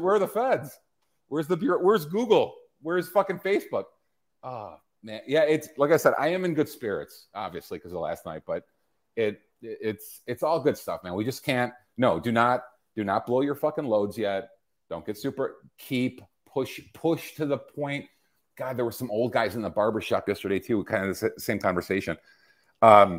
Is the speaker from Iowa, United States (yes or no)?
no; Illinois, United States; my home state of Illinois